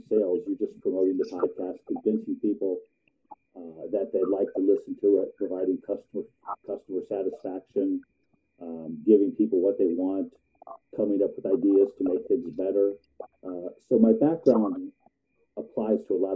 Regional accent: Ohio, United States; also born or lived in Columbus, Ohio; I was born in Columbus, Ohio. Except for 20 years, I lived in Ohio my entire life

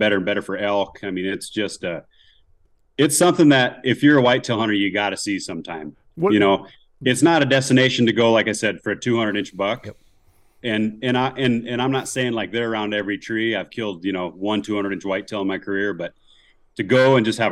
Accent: Spearfish, South Dakota, United States; I grew up in Spearfish

